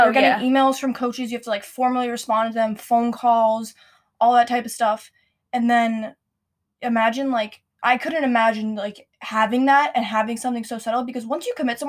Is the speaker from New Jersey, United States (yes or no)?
yes; New Jersey, United States; I'm from New Jersey.